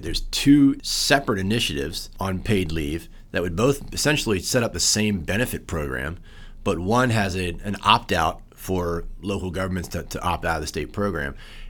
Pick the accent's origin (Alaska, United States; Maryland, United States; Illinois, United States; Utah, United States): Maryland, United States; My home state of Maryland